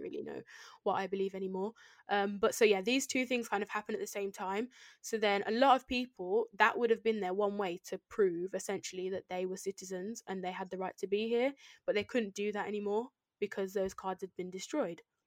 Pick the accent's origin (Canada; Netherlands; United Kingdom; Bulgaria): United Kingdom; I'm born here and I've been educated here and I've grew up here, grown up here.